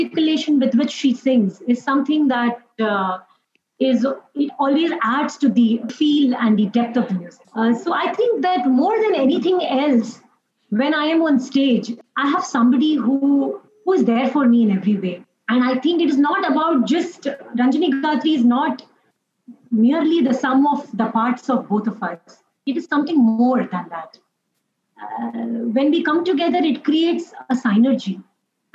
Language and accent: English; Mumbai, Maharashtra, India; Us being born and brought up in Mumbai, so we were exposed to Marathi